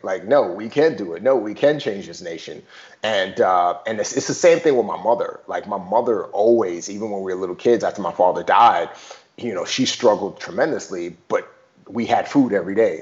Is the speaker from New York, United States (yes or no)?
yes; New York, United States; also born or lived in Nigeria; I grew up in the Bronx and small apartment.